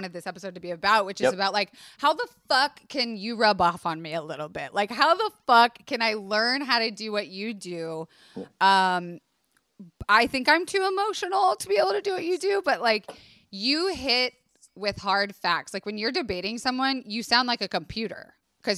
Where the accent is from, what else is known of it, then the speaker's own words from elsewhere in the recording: Tampa, Florida, United States; I grew up in Tampa, Florida, which is a very conservative, leaning Republican, Southern, hospitality